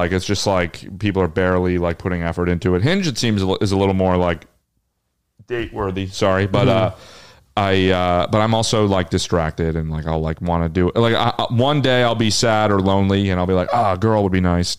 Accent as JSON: {"language": "English", "region": "New Jersey", "country": "United States"}